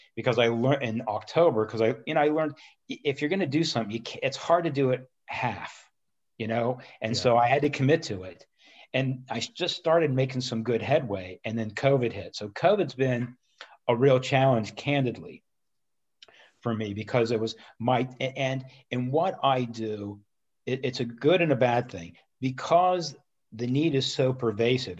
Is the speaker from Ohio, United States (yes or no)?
yes; Columbus, Ohio, United States; also born or lived in Cincinnati; I always lived in the city of Columbus, went to Walnut Ridge High School